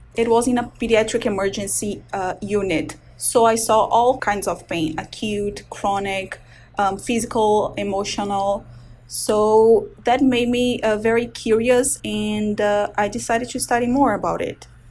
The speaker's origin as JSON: {"language": "English", "country": "Brazil", "tie": "born or raised there", "moved": "as an adult", "lives_now": "Baltimore, United States", "said": "I'm originally from Brazil. I was born and raised there, went to medical school"}